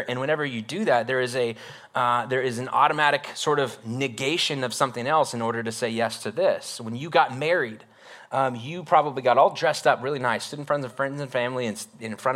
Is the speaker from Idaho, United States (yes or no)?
yes; North Idaho, United States; moved away; I grew up in North Idaho for like my elementary years